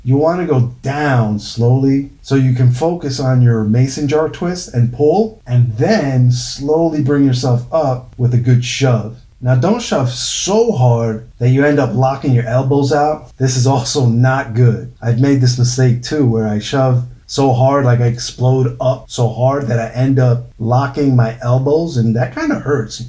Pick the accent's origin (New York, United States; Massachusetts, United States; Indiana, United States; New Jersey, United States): New York, United States; experiences growing up in New York